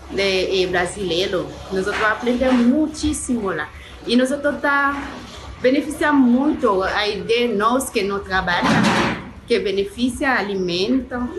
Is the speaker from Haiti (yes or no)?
yes; Haiti; Portuguese is a second language; moved away as an adult; now in Brazil; Sou haitiana. Eu moro aqui em Brasil faz três, três anos